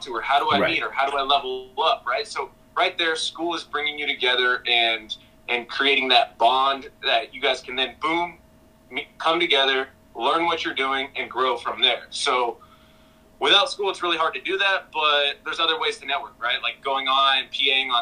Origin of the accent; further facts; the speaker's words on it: Los Angeles, California, United States; born and raised in Los Angeles